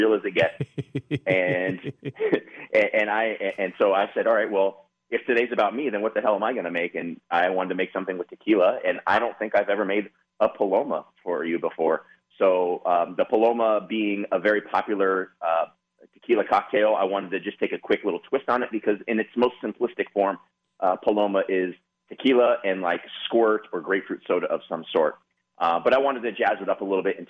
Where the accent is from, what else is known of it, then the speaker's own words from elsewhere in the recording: Santa Clarita, California, United States; I grew up in Santa Clarita.